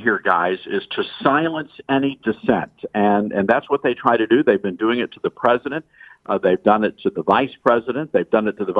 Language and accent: English; Memphis, Tennessee, United States; I'm from Memphis, Tennessee